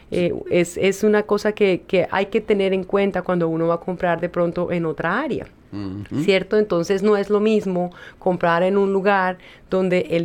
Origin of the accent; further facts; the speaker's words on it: Colombia; moved away; Mira, yo me acuerdo cuando yo vine de Colombia.